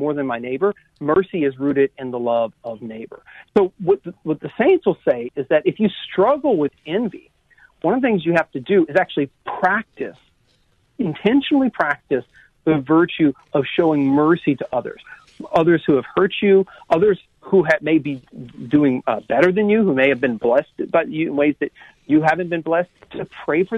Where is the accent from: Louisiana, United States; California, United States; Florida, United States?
Louisiana, United States; South; I'm from South Louisiana